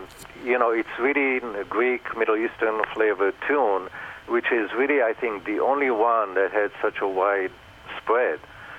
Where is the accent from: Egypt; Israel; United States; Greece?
Israel; moved away; growing up in Israel